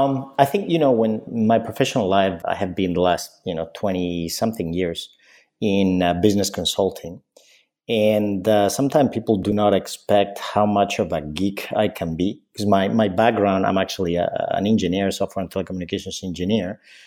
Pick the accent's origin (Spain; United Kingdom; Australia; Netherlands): Spain; when I was growing up, I grew up in Spain.